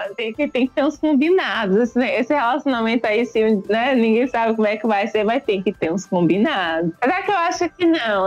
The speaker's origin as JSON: {"language": "Portuguese", "region": "Bahia", "country": "Brazil", "said": "Eu sou baiana"}